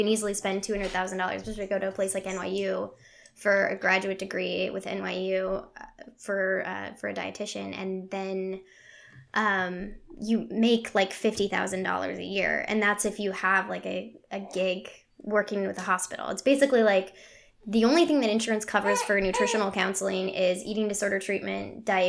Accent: Colorado, United States; I'm from Colorado, so went up to the mountains every weekend growing up

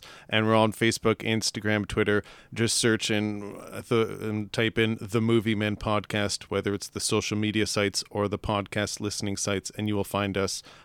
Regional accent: Ontario, Canada; We're Canadian, first and foremost, so we're from Ontario, Canada.

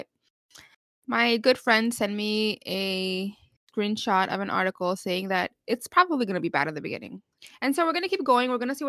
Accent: New York, United States; We're Latina. We didn't ask to be born that way.

